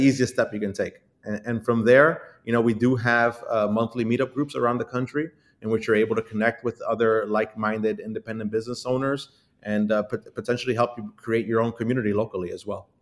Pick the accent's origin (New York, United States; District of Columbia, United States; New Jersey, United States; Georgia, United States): New York, United States; Brooklyn; being born and raised and growing up in Brooklyn, uh, lived here my entire life